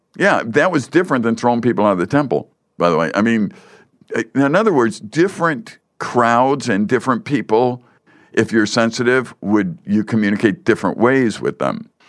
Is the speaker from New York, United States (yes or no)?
no; Chicago, Illinois, United States; I grew up in, uh, the Chicago area